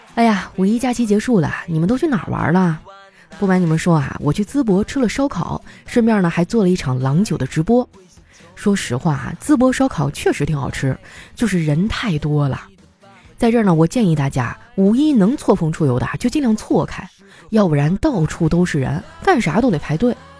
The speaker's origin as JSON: {"language": "Chinese", "region": "Northeast China", "country": "China", "said": "虽然我是个东北人，但是我真的不喜欢冬天"}